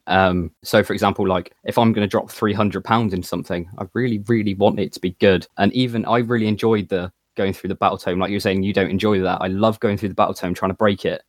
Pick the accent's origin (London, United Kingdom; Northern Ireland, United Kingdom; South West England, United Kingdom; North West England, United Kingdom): South West England, United Kingdom; Plymouth; I'm, I'm from Plymouth